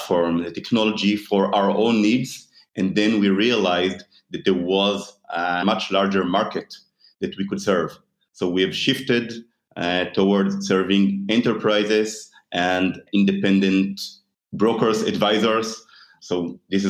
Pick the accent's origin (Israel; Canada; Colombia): Israel; I am born and raised in Israel